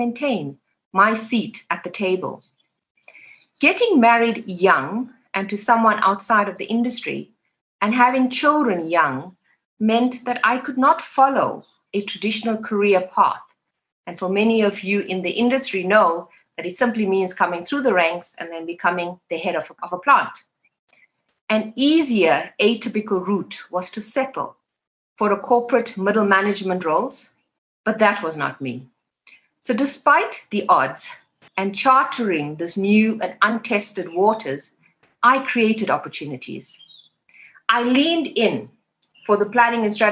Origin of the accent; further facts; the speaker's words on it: Phoenix, KwaZulu-Natal, South Africa; I grew up in Phoenix, a township in KwaZulu-Natal